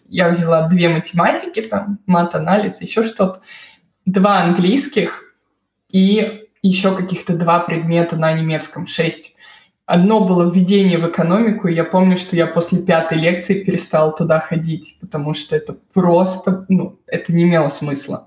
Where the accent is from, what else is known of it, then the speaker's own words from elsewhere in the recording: Moscow, Russia; moved away as an adult; now in Bamberg, Germany; Я из Москвы. Я родилась, выросла в Москве и закончила там универ